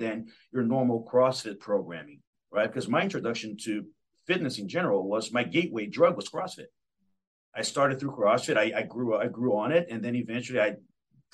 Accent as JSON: {"language": "English", "town": "Belo Horizonte", "region": "Minas Gerais", "country": "Brazil", "moved": "yes", "lives_now": "Seattle, United States", "said": "I'm originally from Brazil"}